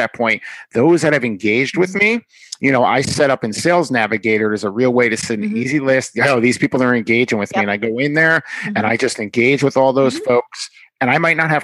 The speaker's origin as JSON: {"language": "English", "region": "New York", "country": "United States", "said": "I'm from New York"}